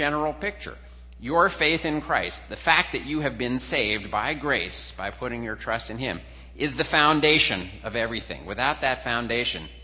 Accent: New Jersey, United States; where I grew up in New Jersey

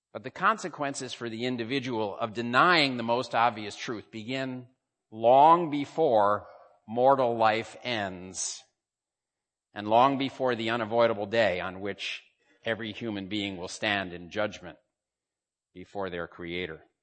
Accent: United States; now in Hong Kong

